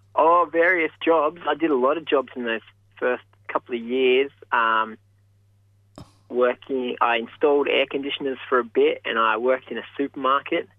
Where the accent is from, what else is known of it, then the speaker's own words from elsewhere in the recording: Mudgee, New South Wales, Australia; moved away as an adult; now in Queensland, Australia; I grew up in Mudgee until I was 18